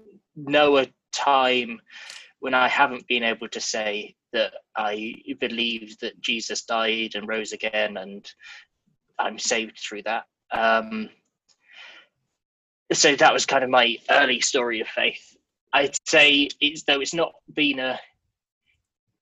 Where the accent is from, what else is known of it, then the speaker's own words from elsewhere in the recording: Leicester, East Midlands, United Kingdom; moved away as an adult; now in Amsterdam, Netherlands; I am from the UK, from a place in the middle of England called Leicester, which is about 2 hours drive north of London